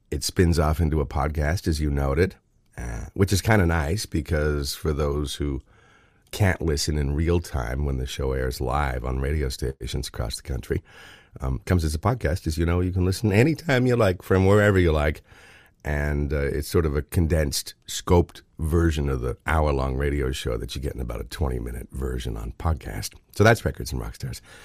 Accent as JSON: {"language": "English", "town": "Oshawa", "region": "Ontario", "country": "Canada", "tie": "born or raised there", "moved": "yes", "lives_now": "Thornbury, Canada", "said": "growing up in Oshawa and reading the Oshawa Times"}